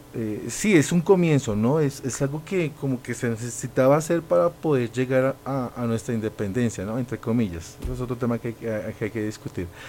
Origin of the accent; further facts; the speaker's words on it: Colombia; cada uno de nosotros como colombianos